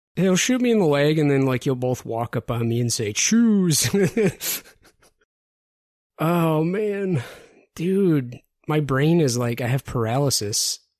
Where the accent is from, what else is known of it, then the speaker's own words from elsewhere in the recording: Detroit, Michigan, United States; I'm from the Detroit area